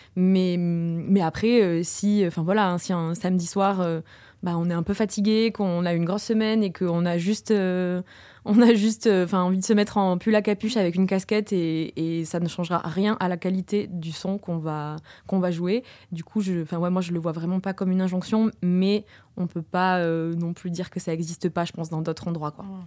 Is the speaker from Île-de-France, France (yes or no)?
no; Toulouse, Occitania, France; je suis née, j'ai grandi à Toulouse